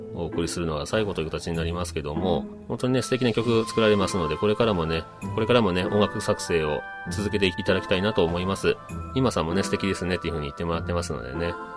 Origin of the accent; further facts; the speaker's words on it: Kagawa, Japan; 香川県出身ということで